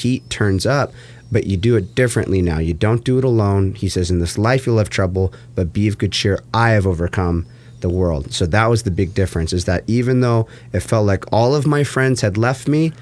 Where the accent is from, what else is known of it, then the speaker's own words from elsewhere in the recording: Huntington Beach, California, United States; here I'm in Huntington Beach, California, my hometown.